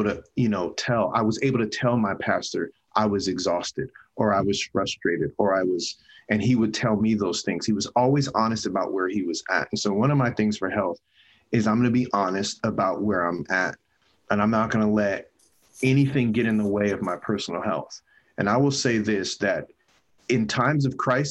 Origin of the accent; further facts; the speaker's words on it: San Bernardino, California, United States; I grew up in San Bernardino, terrible